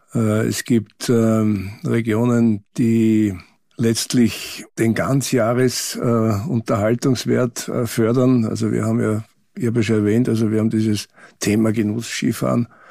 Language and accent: German; Austria; für uns als Österreicher